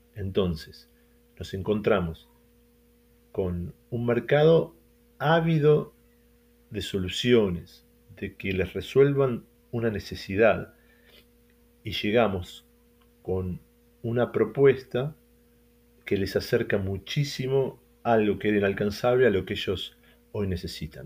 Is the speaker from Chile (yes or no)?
no; Argentina; Emiliano y yo somos argentinos